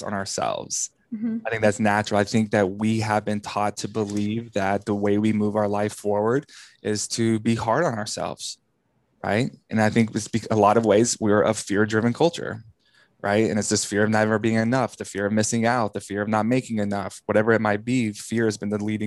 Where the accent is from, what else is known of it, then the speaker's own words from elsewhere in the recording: Texas, United States; growing up in the Bible Belt of Texas, evangelical world